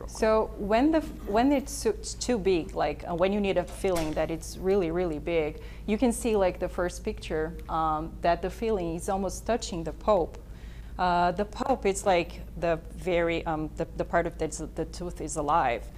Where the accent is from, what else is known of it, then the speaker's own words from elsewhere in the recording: Brazil; moved away; I'm from Brazil